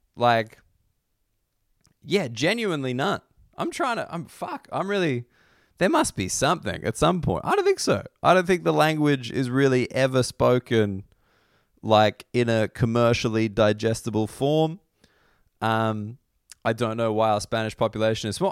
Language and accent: English; Australia; I don't consider myself a particularly patriotic Australian.